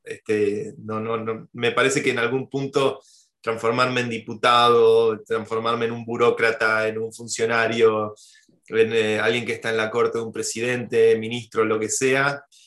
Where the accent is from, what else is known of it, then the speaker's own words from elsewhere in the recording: Argentina; moved away as an adult; now in Spain; Mi corazón y, mi mente siguen estando muy cerca de la vida en Argentina